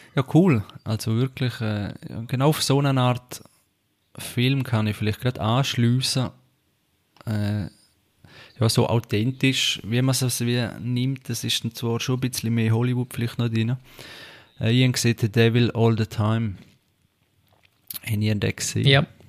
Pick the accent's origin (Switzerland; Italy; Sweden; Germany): Switzerland; bei uns in der Schweiz